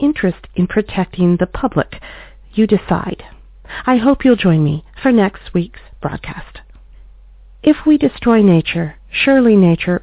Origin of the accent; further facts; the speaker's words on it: Oregon, United States; traced back to several thousand acres in Oregon, my home state